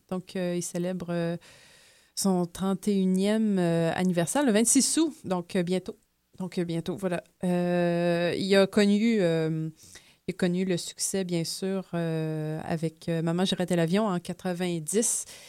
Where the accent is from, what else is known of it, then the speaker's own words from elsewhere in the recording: Pintendre, Quebec, Canada; also born or lived in Lévis; je viens de Pintan, mais maintenant, c'est le Grand Lévis